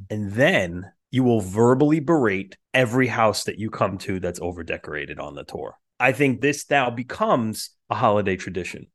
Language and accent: English; New York City, New York, United States; Staten Island, where I grew up